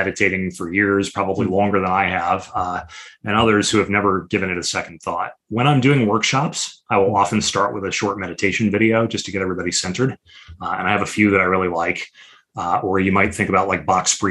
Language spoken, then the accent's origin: English; Chicago, Illinois, United States